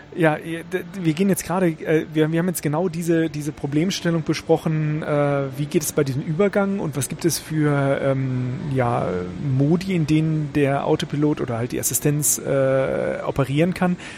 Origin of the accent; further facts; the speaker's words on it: Lage, North Rhine-Westphalia, Germany; also born or lived in Minden; ich komme aus Lage, ah, ja. ich bei Bielefeld, wohne jetzt in Minden, arbeite in Karlsruhe